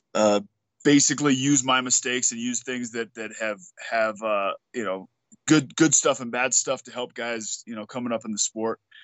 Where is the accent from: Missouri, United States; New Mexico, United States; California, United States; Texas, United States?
New Mexico, United States; Albuquerque; We're both from Albuquerque